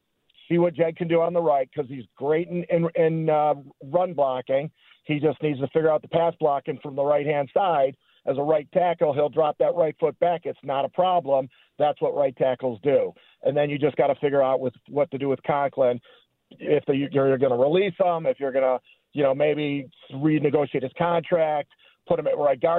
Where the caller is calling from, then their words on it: Willowick, Ohio, United States; Call from Willowick.